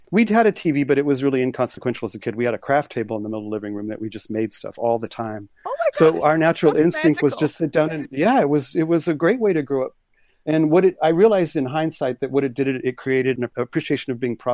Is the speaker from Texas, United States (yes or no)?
yes; Corpus Christi, Texas, United States; born there; also born or lived in moved all over the States; I was born in Corpus Christi on the water, but it was sort of more of my family was just kind of moving around